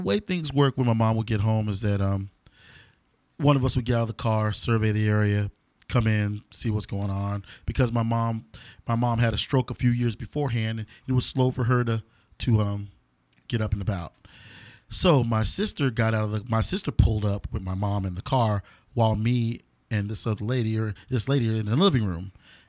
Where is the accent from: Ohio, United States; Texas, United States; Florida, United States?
Texas, United States; Denton; I was growing up in Denton, about 15 years old.